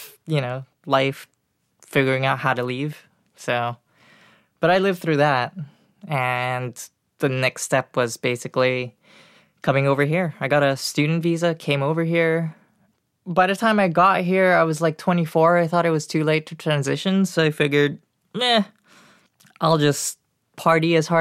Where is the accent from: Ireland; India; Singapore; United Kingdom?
Singapore; moved away as an adult; now in United States; I was born in Singapore